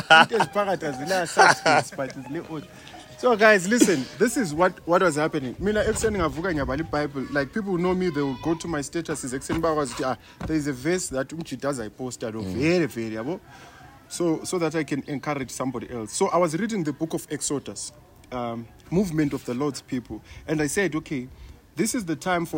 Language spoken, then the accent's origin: English; Bulawayo, Zimbabwe; I grew up in Kasi